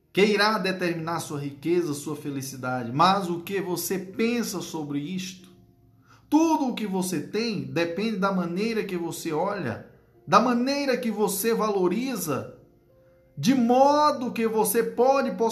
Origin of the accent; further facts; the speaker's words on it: Northeast Region, Brazil; É como diz o nordestino, né? Eu, que sou nordestino com maior orgulho, né?